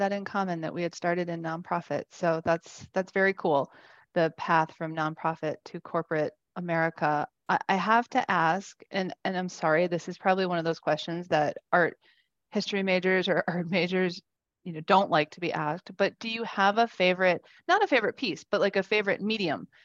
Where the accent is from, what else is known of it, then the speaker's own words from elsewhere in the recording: Wisconsin, United States; I'm from Wisconsin